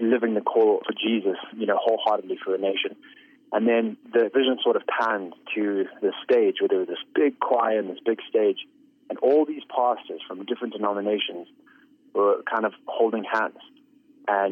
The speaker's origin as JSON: {"language": "English", "country": "Zimbabwe", "tie": "born or raised there", "said": "I was born in Zimbabwe, raised in Zimbabwe"}